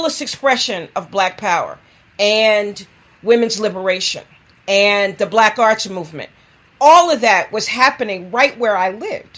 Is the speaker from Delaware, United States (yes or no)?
no; New York City, New York, United States; also born or lived in South Bronx / Bahamas (father's origin); I grew up in the Harlem community in the 1960s, and then in the South Bronx in the 1970s.